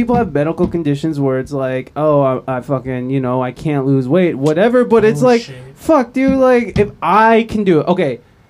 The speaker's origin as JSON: {"language": "English", "region": "Ohio", "country": "United States", "tie": "born or raised there", "moved": "yes", "lives_now": "San Diego, United States", "said": "I'm from Ohio, so we had terrible winters."}